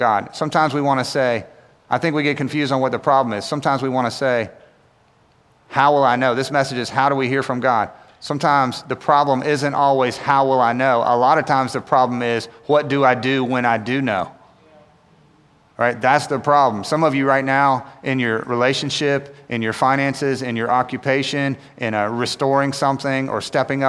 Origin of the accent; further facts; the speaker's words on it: Winston-Salem, North Carolina, United States; now in Raleigh, United States; I grew up in Winston-Salem